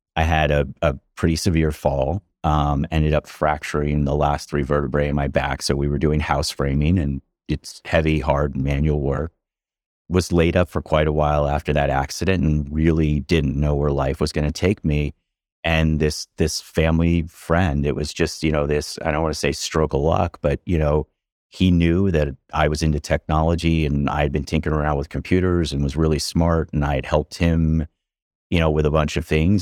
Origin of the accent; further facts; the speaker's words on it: outside of Philadelphia, Pennsylvania, United States; growing up outside of Philadelphia, kind of the middle of nowhere, farm country